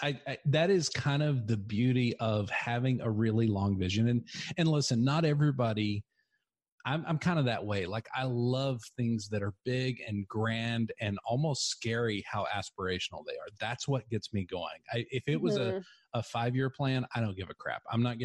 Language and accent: English; Texas, United States; accent: redneck; I mean, I'm from West Texas. So basically my accent is redneck, and I've kind of gotten away from it a little bit.